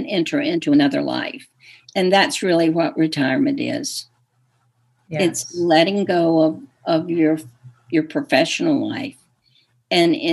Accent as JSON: {"language": "English", "region": "the South", "country": "United States", "said": "I'm from the South"}